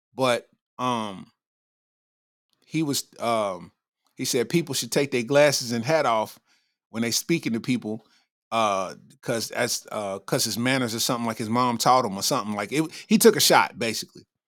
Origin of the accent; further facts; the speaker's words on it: Lexington, Kentucky, United States; I'm from Lexington, Kentucky